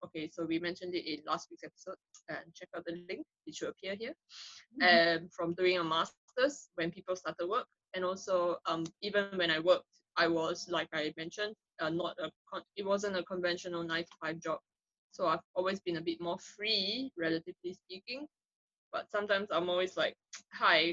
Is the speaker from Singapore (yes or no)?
yes; Singapore; moved away as an adult; now in United Kingdom; as Singaporean transplants to Britain